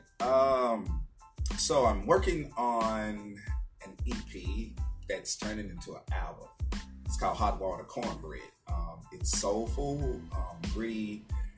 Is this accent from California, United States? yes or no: no; Little Rock, Arkansas, United States; moved away as an adult; also born or lived in Killeen, Texas; now in Arlington, United States; born and raised in Little Rock, Arkansas